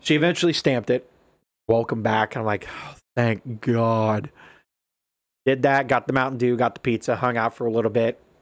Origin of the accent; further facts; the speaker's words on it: Ohio, United States; also born or lived in Alaska; "Hey, where are you from?" And I'm like, "Ohio."